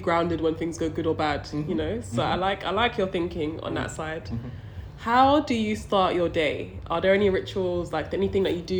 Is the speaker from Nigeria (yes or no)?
yes; Nigeria; I'm Nigerian, so it's a point for me.